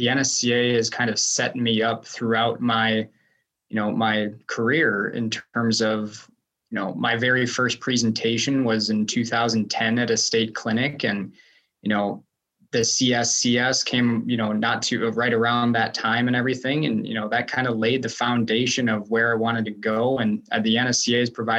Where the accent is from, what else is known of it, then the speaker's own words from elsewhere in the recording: Wisconsin, United States; moved away as an adult; also born or lived in East Stroudsburg, Pennsylvania / Johnson City, Tennessee; So nice to be back in Wisconsin